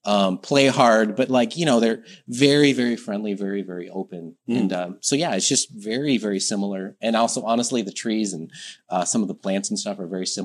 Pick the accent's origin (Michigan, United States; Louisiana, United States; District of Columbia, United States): Michigan, United States; Detroit; moved away as an adult; now in Harbin, China; My hometown is originally Detroit. So Michigan, northeast part of the U.S.